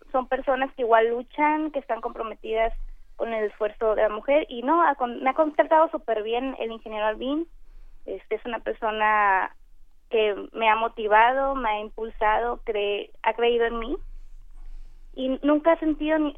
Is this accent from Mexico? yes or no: yes; Culiacán, Sinaloa, Mexico; Yo soy de Culiacán, Sinaloa.